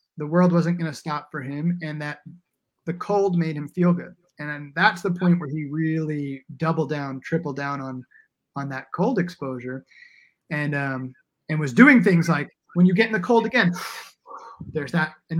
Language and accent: English; New York, United States; now in Portland, United States; I grew up in the Lower East Side